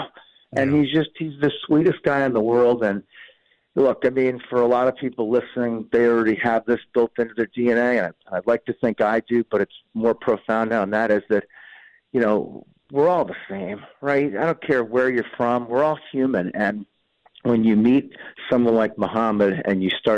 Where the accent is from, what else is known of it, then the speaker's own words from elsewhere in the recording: United States; as an American, with the blessing of being born a U.S. citizen